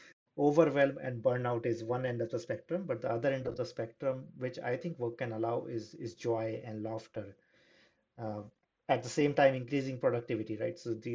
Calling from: Amsterdam, North Holland, Netherlands; I'm calling in from Amsterdam.

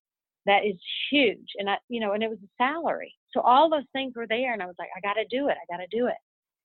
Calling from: Texas, United States; I'm calling you from Texas right now

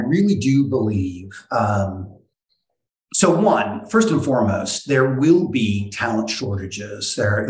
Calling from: New York City, New York, United States; I'm calling from downtown Brooklyn at the beautiful Bond Collective co-working spot.

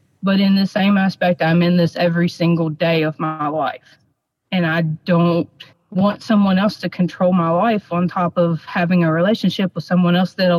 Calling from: West Virginia, United States; West Virginia.

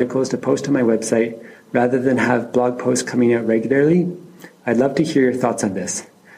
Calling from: Japan; I'm calling from Japan.

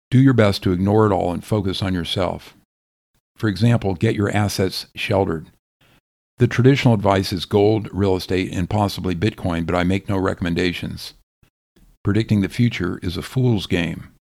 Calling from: Florida, United States; I am writing from Florida, and you might consider Texas, Tennessee, and Idaho as well.

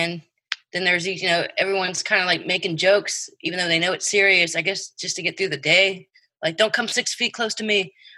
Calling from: Lake Charles, Louisiana, United States; I'm reporting from Lake Charles, Louisiana.

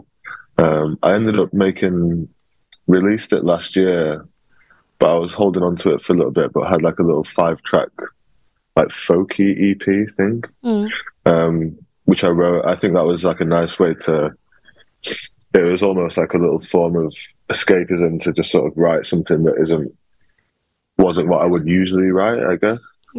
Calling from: Peckham, London, United Kingdom; I'm joining from Peckham. I just moved in to a new flat here on Wednesday

